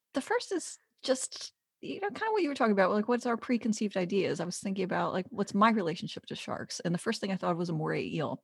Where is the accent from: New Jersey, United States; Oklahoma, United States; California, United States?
New Jersey, United States; Jersey Shore; I'm from the Jersey Shore